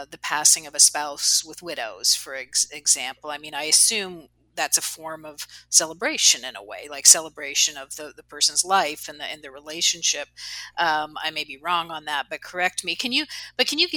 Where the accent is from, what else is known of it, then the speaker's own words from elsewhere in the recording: Canada; I'm Canadian